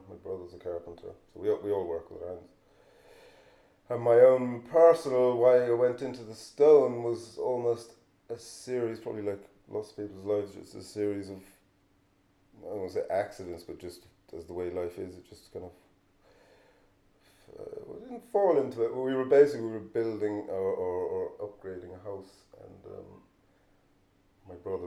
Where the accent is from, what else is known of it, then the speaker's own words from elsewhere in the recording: Kilnaboy, County Clare, Ireland; I'm from Kilnaboy, grew up in Kilnaboy, which is, you could argue it's just off of the Burren